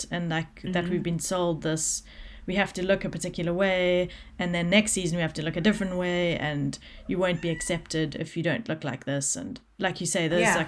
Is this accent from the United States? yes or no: no; South Africa; I grew up in South Africa